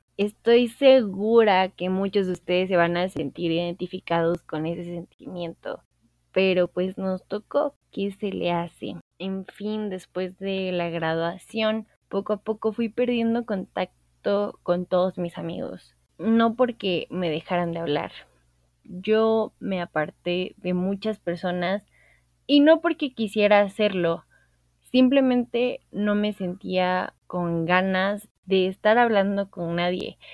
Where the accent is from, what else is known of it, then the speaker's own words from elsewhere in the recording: Veracruz, Mexico; now in Mexico City, Mexico; vivo en la Ciudad de México, soy de Veracruz